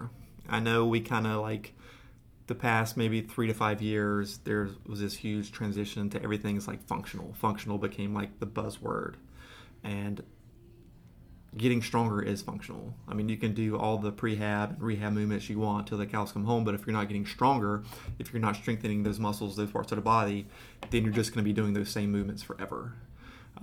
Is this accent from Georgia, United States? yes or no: yes; Georgia, United States; Growing up in Georgia